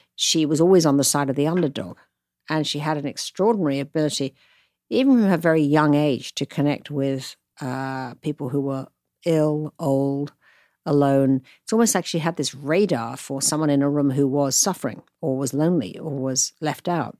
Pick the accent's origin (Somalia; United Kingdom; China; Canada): United Kingdom; moved away as an adult; now in United States; a Brit who knew nothing about America